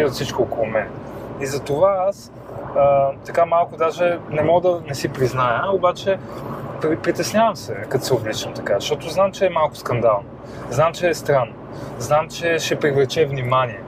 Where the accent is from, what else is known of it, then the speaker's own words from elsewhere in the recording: Sofia, Sofia City, Bulgaria; аз съм израснал на Пиротска, там има много втори потеви